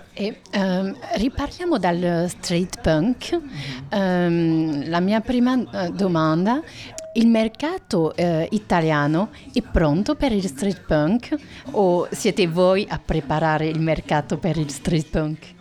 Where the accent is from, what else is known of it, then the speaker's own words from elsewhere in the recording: France; Italian is a second language; sono francese